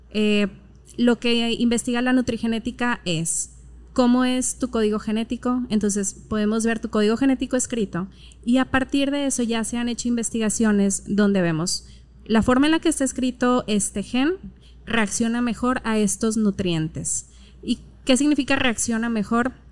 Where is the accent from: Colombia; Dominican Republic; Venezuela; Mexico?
Mexico; Monterrey, Nuevo León; Mm, soy regia y hablo como regia.